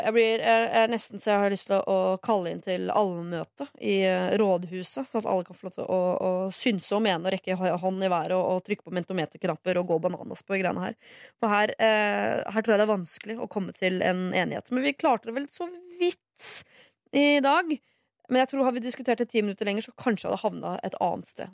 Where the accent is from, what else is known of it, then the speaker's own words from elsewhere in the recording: Norway; Jeg er født her, jeg er oppvokst her